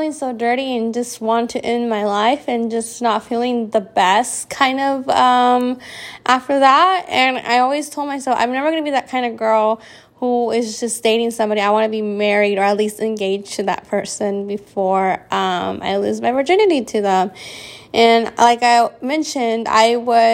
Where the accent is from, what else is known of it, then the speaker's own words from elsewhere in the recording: California, United States; I came home from California